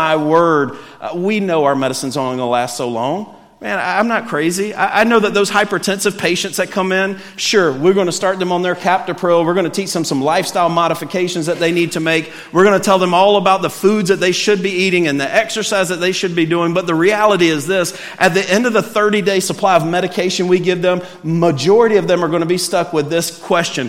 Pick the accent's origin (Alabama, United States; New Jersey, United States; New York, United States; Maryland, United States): Alabama, United States; I'm from Alabama